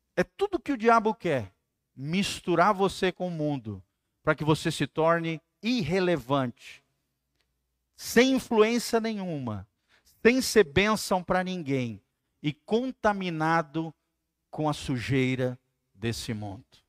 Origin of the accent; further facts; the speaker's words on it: Santa Catarina, Brazil; moved away; Me lembro que lá no Santa Catarina, minha terra, tem muitos rios